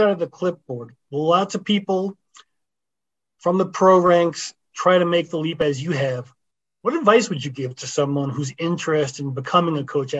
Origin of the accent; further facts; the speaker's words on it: Connecticut, United States; I grew up in Connecticut